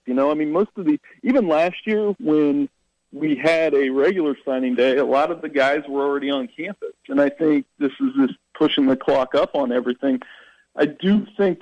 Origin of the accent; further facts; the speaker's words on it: Ohio, United States; moved away; growing up in Ohio